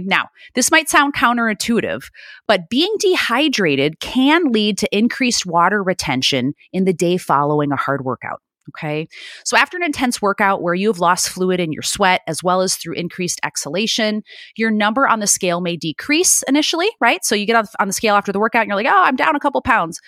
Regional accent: Chicago, Illinois, United States; now in California, United States; born and raised in Chicago, and, um, I live out here now in California

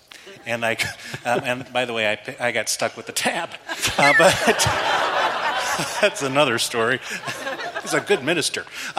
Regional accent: the South, United States; accent: Southern; I went to school, but I went to school to lose my Southern accent.

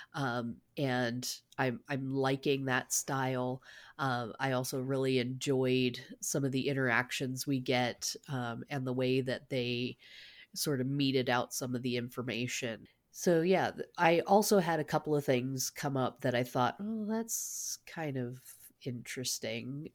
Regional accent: Canada; I, I as a, a Canadian

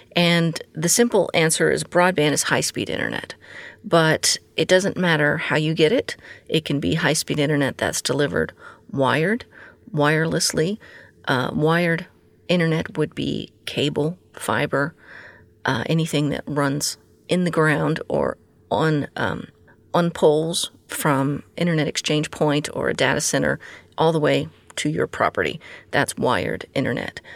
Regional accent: Texas, United States; my home state of Texas

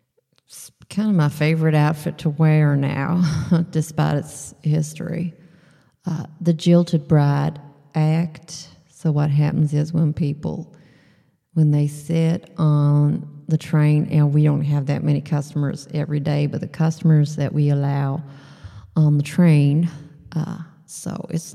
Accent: Texas, United States; even though I'm from Texas and you would never think that somebody from Texas would have this problem, I actually have a vitamin D problem.

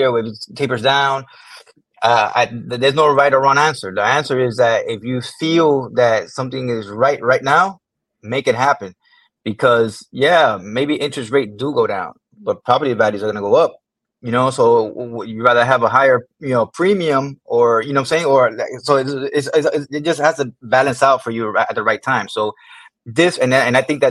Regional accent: Miami Gardens, Florida, United States; I grew up not too far from here in Miami Gardens. I was born and raised

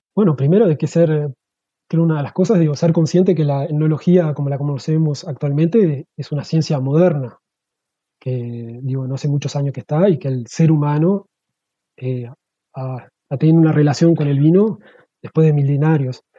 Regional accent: Uruguay; moved away as an adult; now in Switzerland; me fui para Uruguay

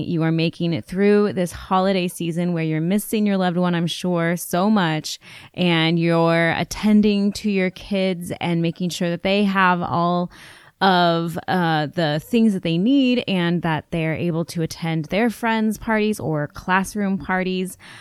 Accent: United States; I'm an American girl growing up in an urban area

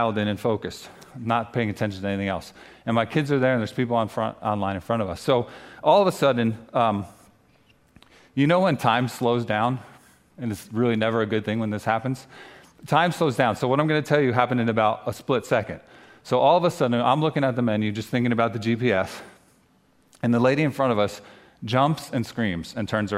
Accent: New Jersey, United States; moved away as an adult; also born or lived in North Carolina; I grew up here in New Jersey, but we spent the last 9 years down in North Carolina

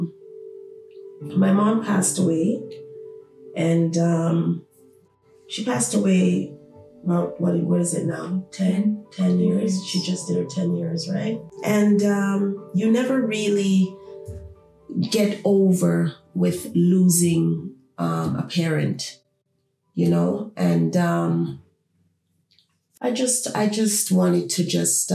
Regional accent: Toronto, Ontario, Canada; we grew up in Toronto, city of Toronto

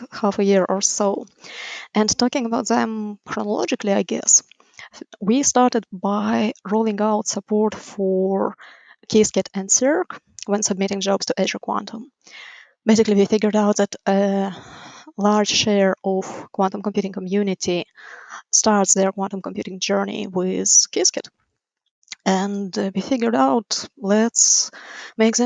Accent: Ukraine; moved away as an adult; now in United States; Originally, I'm from Ukraine.

